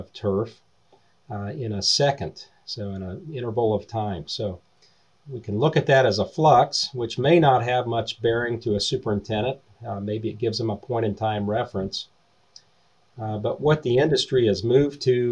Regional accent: Eastern Ohio, United States; I grew up in Eastern Ohio

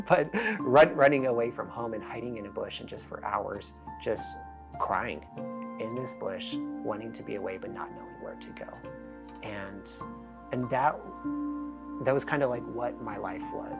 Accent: Denver, Colorado, United States; moved away; born and raised in Denver, Colorado

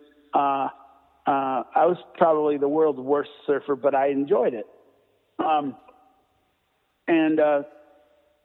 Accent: Hermosa Beach, California, United States; moved away as an adult; also born or lived in Colorado; now in Fort Collins, United States; growing up in Hermosa Beach

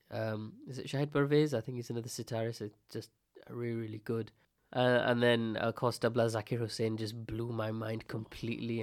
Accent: India; I'm Indian

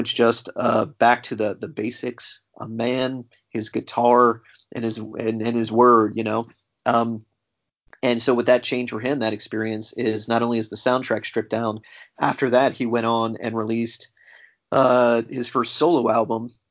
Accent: United States; as an American actor

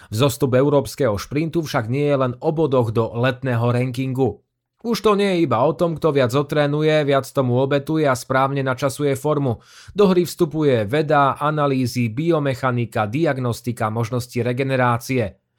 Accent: Žilina Region, Slovakia; Keďže som z Liptova, kde halu nemáme, po sústredení v Monte Gorde som dva týždne trénovala vo Švédsku, potom vo Švajčiarsku a potom som pretekala vo Francúzsku.

